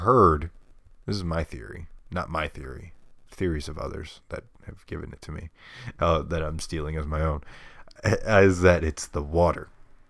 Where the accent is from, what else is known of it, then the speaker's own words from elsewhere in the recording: New York, United States; I'm from New York.